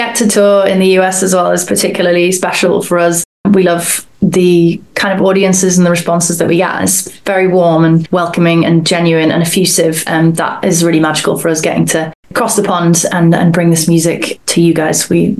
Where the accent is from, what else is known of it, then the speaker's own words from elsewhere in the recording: Yorkshire and the Humber, United Kingdom; now in Cambridge, United Kingdom; We're just at our home in Cambridge in the UK. So yeah, just in the south of England. As we said earlier, the boys are from Wales and I'm from Yorkshire.